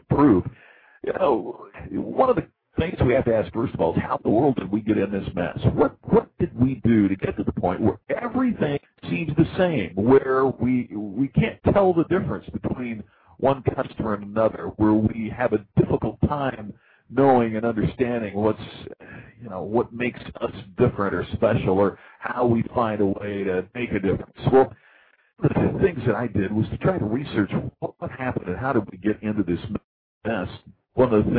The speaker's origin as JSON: {"language": "English", "country": "United States"}